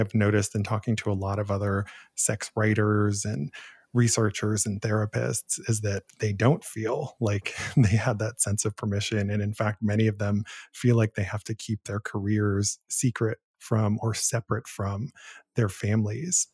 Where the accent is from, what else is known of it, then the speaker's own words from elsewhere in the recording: Canton, Ohio, United States; moved away; the very first job I ever had was as a film critic for the local newspaper in my hometown. So, in the nineteen nineties, I was hired to be a teen film critic for the Canton Repository in Canton, Ohio